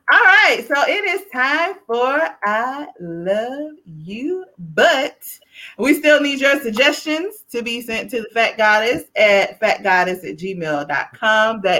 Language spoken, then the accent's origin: English; the South, United States; I am from the South